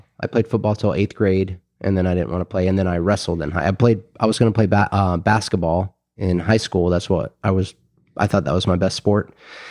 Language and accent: English; Tyler, Texas, United States; born there; So we were actually talking about this a little earlier. I was actually born in Tyler, Texas.